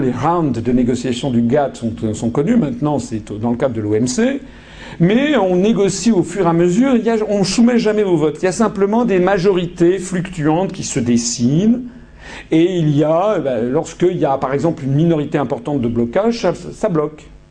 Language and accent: French; France